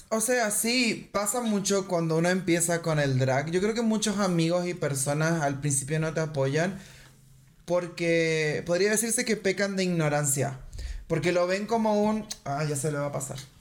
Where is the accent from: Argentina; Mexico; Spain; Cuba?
Argentina; moved away; also born or lived in Chile; yo soy de Argentina